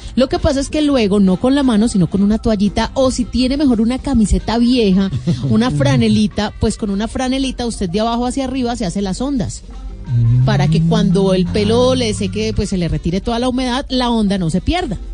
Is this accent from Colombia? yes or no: yes; Colombia; nosotros como colombianos